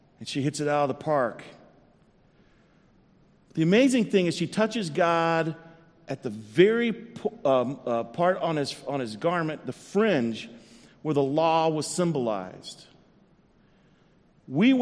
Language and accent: English; South Central Texas, United States; I grew up in South Central Texas in the early 70s